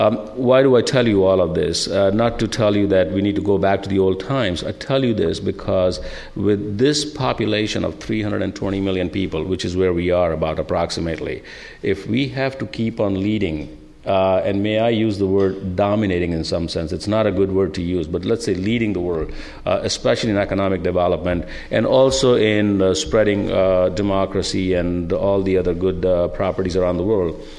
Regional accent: India; moved away as an adult; now in United States; As Linda came from Greece, I came from India, and I'm glad I did

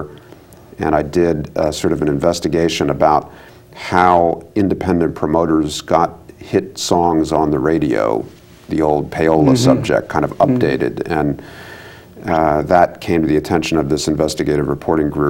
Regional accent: Washington, District of Columbia, United States; also born or lived in Maryland; I was born and raised in Washington, D.C. and its environs, suburban Maryland.

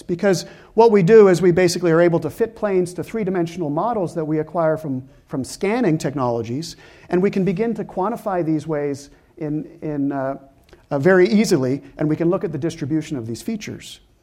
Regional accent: Canada; I'm Canadian

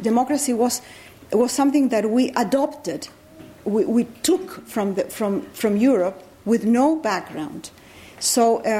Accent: Chile; also born or lived in Peru / Venezuela; Well, being in America or being Chilean, I have been a foreigner all my life. I was born in Peru of diplomatic parents. Then my father left. We moved to Chile.

